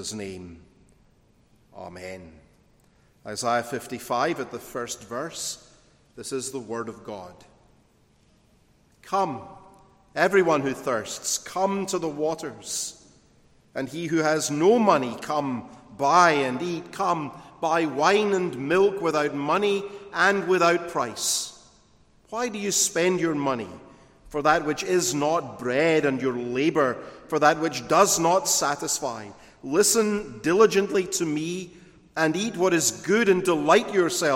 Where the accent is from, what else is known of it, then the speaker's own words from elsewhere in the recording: Glasgow, Scotland, United Kingdom; In my hometown in Glasgow, there was a notorious street market called the Barras